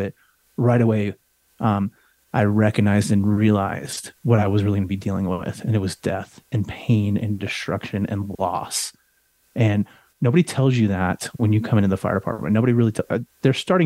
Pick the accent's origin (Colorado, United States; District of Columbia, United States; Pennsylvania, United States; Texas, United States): Colorado, United States; I grew up in Colorado.